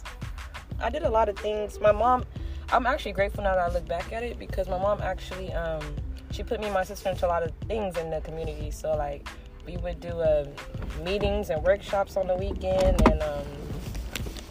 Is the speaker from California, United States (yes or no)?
yes; San Diego, California, United States; also born or lived in La Mesa / Lemon Grove; I was born in San Diego, raised in San Diego too